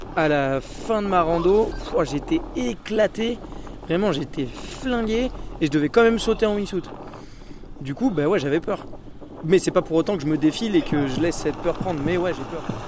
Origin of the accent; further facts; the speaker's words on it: Vars, Provence-Alpes-Côte d'Azur, France; also born or lived in Embrun; j'ai grandi à Vars, donc je suis euh, quelqu'un d'ici